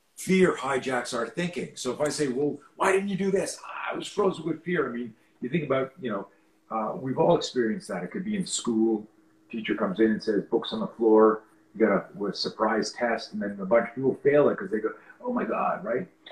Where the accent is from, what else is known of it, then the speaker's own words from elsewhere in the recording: Canada; I grew up in Canada